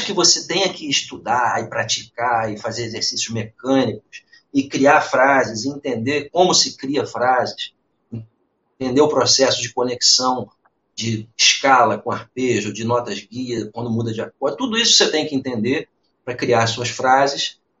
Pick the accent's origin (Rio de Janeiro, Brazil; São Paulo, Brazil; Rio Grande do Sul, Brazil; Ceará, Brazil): Rio de Janeiro, Brazil; Niterói; eu sou de Niterói